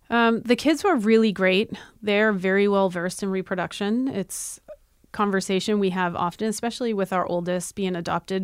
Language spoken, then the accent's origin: English; Massachusetts, United States; We're from Massachusetts